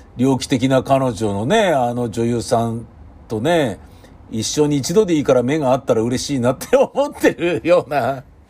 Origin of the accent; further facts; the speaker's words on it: Tokyo, Japan; 東京生まれ